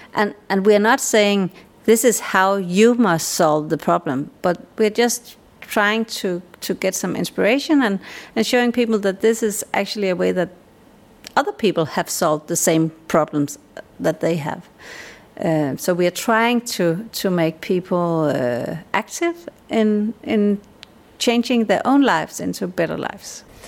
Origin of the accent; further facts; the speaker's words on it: Denmark; I'm a Dane.